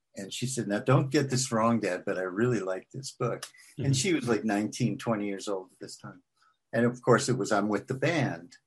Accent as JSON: {"language": "English", "town": "New York City", "region": "New York", "country": "United States", "tie": "born or raised there", "also_born_or_lived": "Washington, D.C.", "moved": "as an adult", "lives_now": "Franklin, Tennessee, United States", "said": "I grew up in Queens"}